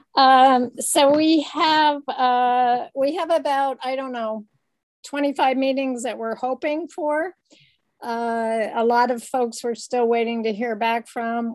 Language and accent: English; Denver, Colorado, United States; also born or lived in Boulder, Colorado; that's where I was born